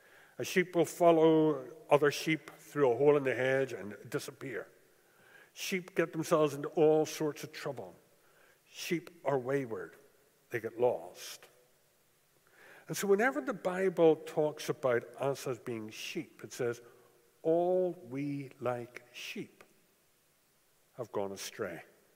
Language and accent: English; Japan; As you are aware, I grew up in Japan, and you never saw sheep in Japan.